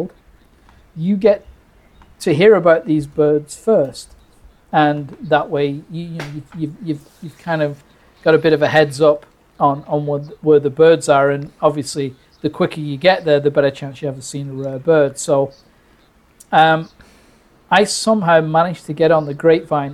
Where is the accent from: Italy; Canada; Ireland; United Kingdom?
United Kingdom; I grew up in Britain